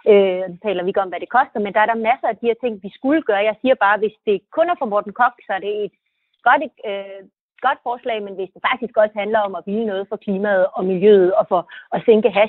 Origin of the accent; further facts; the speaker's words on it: Jutland, Denmark; jeg er også fra Jylland